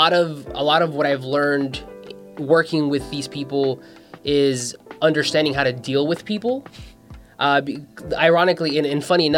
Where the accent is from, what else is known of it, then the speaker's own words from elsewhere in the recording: Mexico; now in United States; My dad was working here in the States because I was born in Mexico